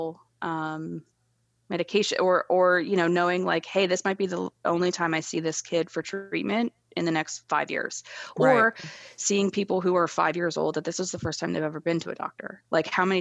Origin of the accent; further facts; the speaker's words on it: Pittsburgh, Pennsylvania, United States; I'm from Pittsburgh, Pennsylvania